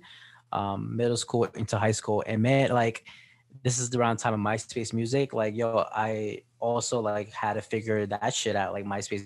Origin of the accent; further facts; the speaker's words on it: Sayreville, New Jersey, United States; I grew up in Sarville in New Jersey. It's just like a suburb town.